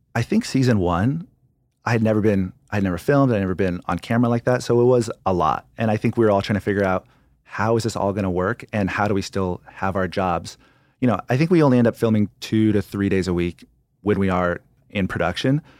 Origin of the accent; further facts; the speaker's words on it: California, United States; I grew up in California, so somewhere on the California coast